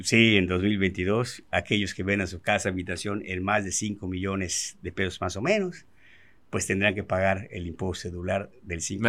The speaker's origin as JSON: {"language": "Spanish", "town": "Mérida", "region": "Yucatán", "country": "Mexico", "tie": "born or raised there", "said": "yo soy nacido y crecido aquí en Mérida, Yucatán"}